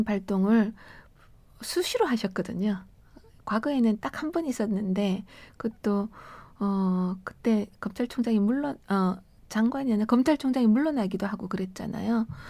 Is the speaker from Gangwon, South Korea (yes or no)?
no; Daegu, South Korea; moved away as an adult; also born or lived in Cheongsong, North Gyeongsang; now in Seoul, South Korea; 대구에서 자라서 예. 어 40년 전에 서울 오면서 처음 왔거든요. 대학 오면서